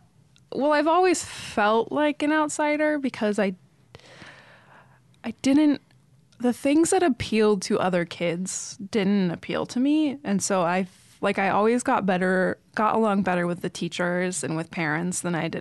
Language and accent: English; Washington, United States; also born or lived in Thousand Oaks, California; Yeah, in Thousand Oaks, California. And when I was 8 months old, we moved to Washington State.